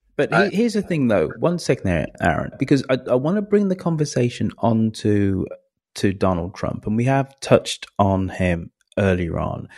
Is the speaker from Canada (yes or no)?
no; England, United Kingdom; I am English